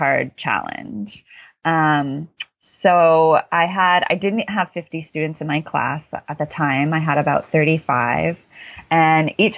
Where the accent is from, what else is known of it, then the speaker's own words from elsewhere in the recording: Connecticut, United States; I'm from the East Coast, as I said, Connecticut